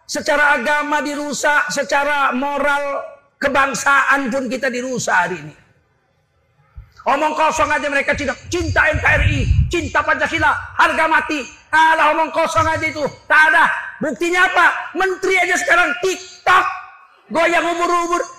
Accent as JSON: {"language": "Indonesian", "town": "Medan", "region": "North Sumatra", "country": "Indonesia", "said": "Aku pulang ke, Medan. Ku cium kaki bapak ibuku. Yang tidak pernah kulakukan seumur hidup. Karena saya orang Melayu."}